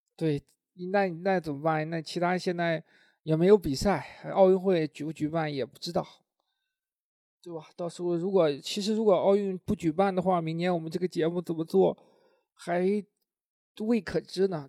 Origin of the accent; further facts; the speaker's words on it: Linyi, Shandong, China; 因为我是临沂人